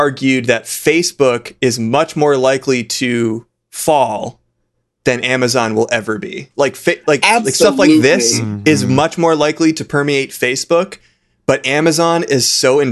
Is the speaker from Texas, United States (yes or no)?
no; Massachusetts, United States; I'm from Massachusetts, and my phone number is a Massachusetts number